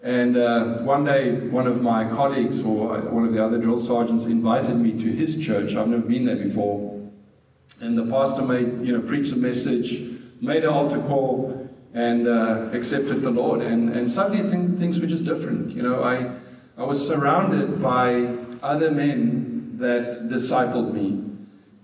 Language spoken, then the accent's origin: English; South Africa; I was born in South Africa at a very young age